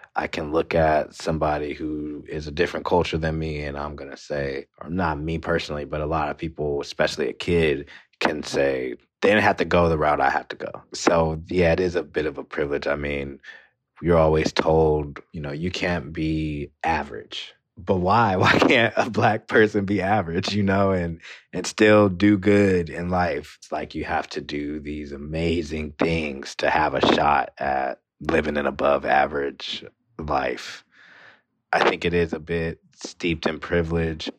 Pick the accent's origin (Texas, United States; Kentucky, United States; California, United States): California, United States; Moreno Valley; where I grew up in Moreno Valley